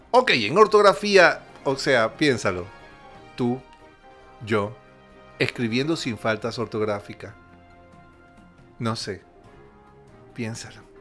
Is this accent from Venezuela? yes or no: yes; Venezuela; la felicidad es mi espada y mi alegría mi escudo, y eso somos los venezolanos.